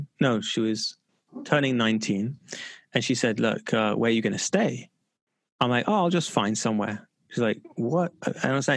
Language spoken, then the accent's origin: English; London, United Kingdom; I grew up in London